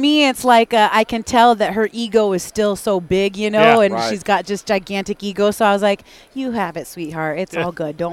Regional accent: Spokane, Washington, United States; where I'm from, in the Pacific Northwest, in the greater Spokane area

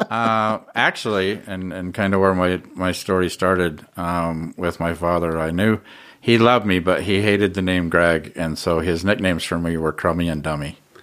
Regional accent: Ogden, Utah, United States; I grew up in Ogden

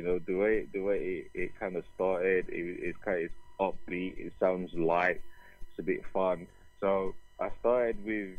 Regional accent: Nigeria; am a Nigerian. I'm Igbo

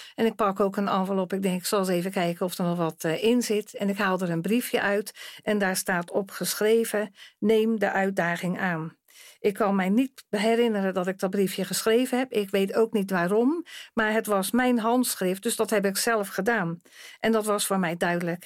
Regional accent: Rotterdam, South Holland, Netherlands; ik kom uit Rotterdam

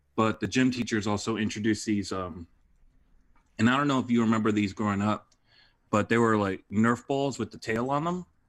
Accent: Detroit, Michigan, United States; moved away as an adult; also born or lived in Reading, Pennsylvania / Boston, Massachusetts; now in Los Angeles, United States; I'm initially from Detroit

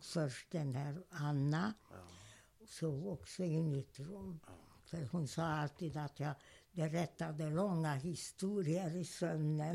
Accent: Hungary; first language German; Swedish is a second language; moved away as an adult; also born or lived in Budapest

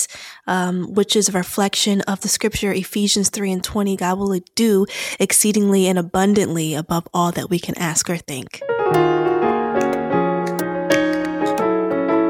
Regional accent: Aberdeen, Maryland, United States; moved away as an adult; now in Washington, D.C., United States; I'm from Aberdeen, Maryland. It's a small town 30 minutes north of Baltimore.

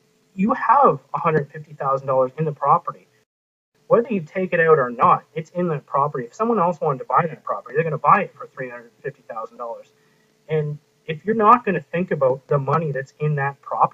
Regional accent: Canada; I'm the Canadian investing in the U.S.

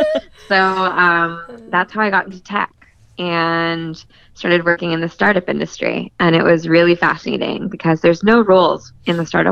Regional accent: California, United States; I'm from California.

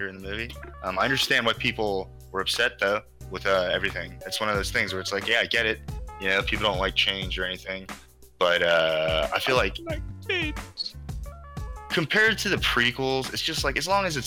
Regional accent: California, United States; also born or lived in Mexico–Arizona border area; now in Los Angeles, United States; I was born in LA, and I grew up in California

